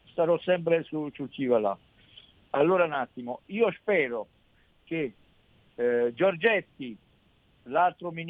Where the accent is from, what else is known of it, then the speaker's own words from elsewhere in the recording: Valtellina, Lombardy, Italy; io sono della Valtellina de, del nord.